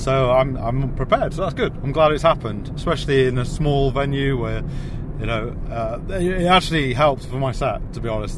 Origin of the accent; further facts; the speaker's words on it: Wakefield, Yorkshire and the Humber, United Kingdom; now in London, United Kingdom; I'm from Wakefield